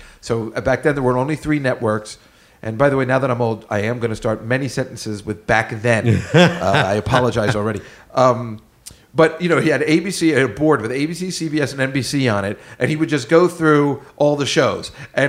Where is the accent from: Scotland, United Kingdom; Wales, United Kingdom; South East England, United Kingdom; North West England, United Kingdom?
North West England, United Kingdom; Liverpool; When I was a young lad growing up in Liverpool, the TV guy, my mother would say, I would say, is there any mail?